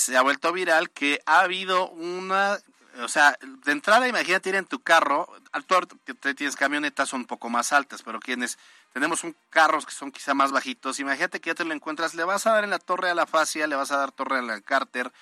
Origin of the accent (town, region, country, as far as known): Puebla, Mexico